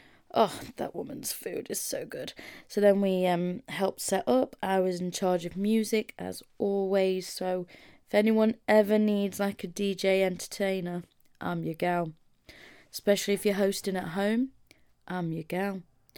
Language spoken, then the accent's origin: English; Mansfield, East Midlands, United Kingdom; So I came from Mansfield. I drove to Nash's in Birmingham, stayed the night.